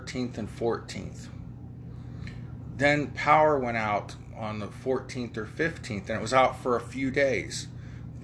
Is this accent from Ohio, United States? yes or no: yes; Ohio, United States; I'm from Ohio.